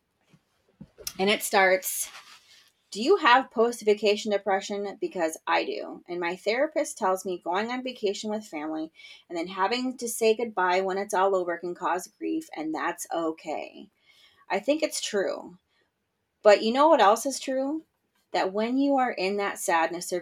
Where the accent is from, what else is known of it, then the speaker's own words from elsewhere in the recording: Michigan, United States; growing up in Michigan